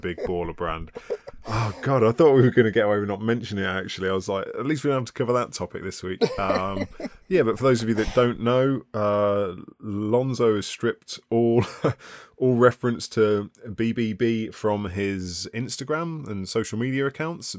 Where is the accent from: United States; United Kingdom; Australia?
United Kingdom; We're British.